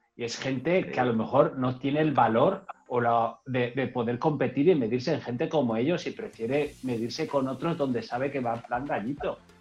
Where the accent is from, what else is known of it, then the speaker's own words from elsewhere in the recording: Enguera, Valencian Community, Spain; desde mi pueblo, desde Enguera